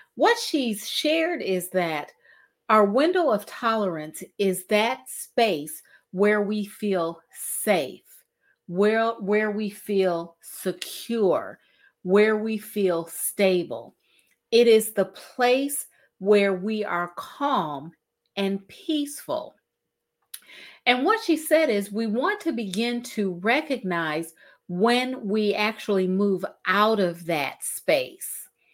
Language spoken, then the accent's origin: English; Cleveland, Ohio, United States; We're both from Cleveland, Ohio